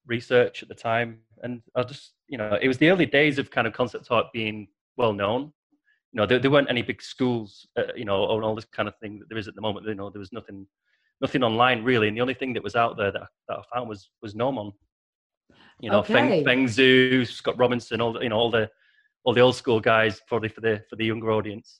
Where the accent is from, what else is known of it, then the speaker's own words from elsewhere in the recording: Preston, North West England, United Kingdom; I'm from Preston originally, and Manchester's about 30 miles from where I live in the north of England